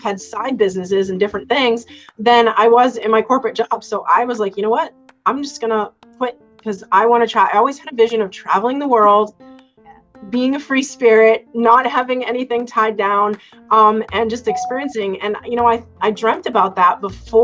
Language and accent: English; Cape Cod, Massachusetts, United States; I grew up on Cape Cod and I lived on the beach